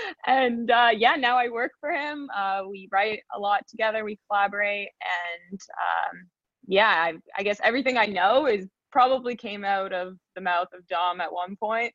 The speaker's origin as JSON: {"language": "English", "area": "just outside of Toronto", "region": "Ontario", "country": "Canada", "said": "I'm from Canada. I'm just outside of Toronto"}